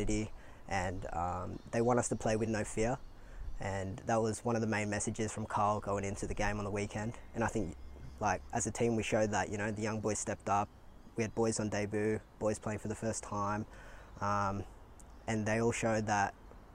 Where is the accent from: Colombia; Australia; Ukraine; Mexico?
Australia; Sydney, New South Wales; moved away as an adult; now in Adelaide, Australia; I'm originally from Sydney.